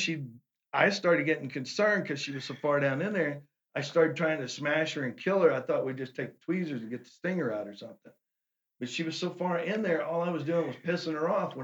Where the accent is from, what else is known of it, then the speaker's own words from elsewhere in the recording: Seymour, Texas, United States; I'm from Seymour